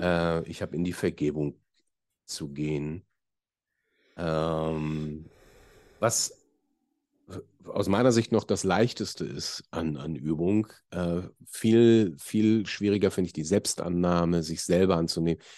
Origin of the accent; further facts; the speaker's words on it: Hamburg, Germany; ich bin Hamburger